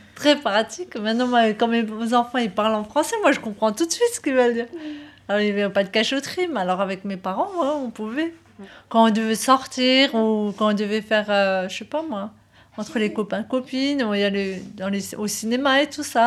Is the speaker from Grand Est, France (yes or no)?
yes; Strasbourg, Grand Est, France; j'étais que sur Strasbourg. Je suis née à Strasbourg, je suis restée que sur Strasbourg.